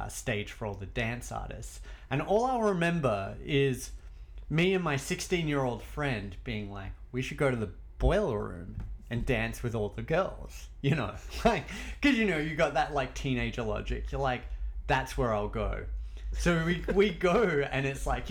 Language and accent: English; Australia; accent: Australian; moved away; I grew up in Australia